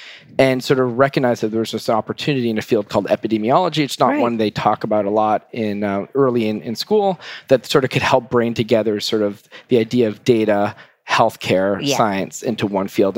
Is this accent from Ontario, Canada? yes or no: no; Montreal, Quebec, Canada; moved away as an adult; now in Boston, United States; I'm Canadian, grew up in Montreal